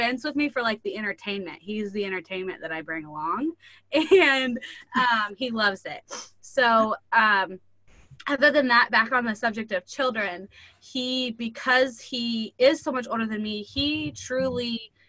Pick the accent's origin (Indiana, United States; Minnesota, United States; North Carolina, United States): Indiana, United States; rural; I live in super, super rural Indiana and less than 1,000 people in my hometown. And so my husband is actually, we still live here where we were both raised and went to school